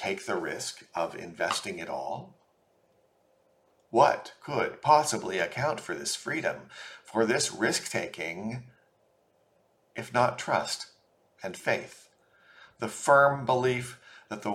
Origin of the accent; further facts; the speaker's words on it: Portland, Oregon, United States; I grew up in Portland, Oregon, and attended St. Michael and All Angels Episcopal Church throughout my childhood